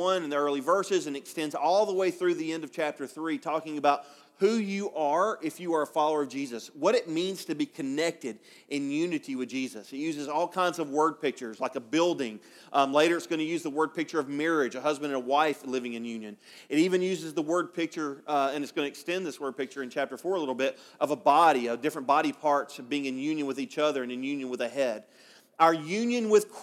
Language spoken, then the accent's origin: English; Alabama, United States; moved away; I'm from Alabama